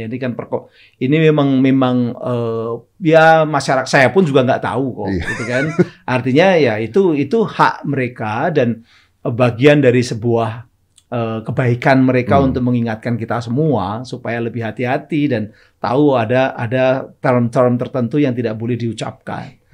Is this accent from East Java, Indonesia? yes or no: yes; Surabaya, East Java, Indonesia; orang Surabaya, saya kebetulan orang Surabaya.